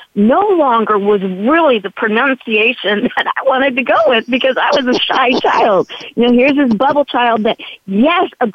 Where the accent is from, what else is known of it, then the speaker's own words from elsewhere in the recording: San Diego, California, United States; I was raised in the East County of San Diego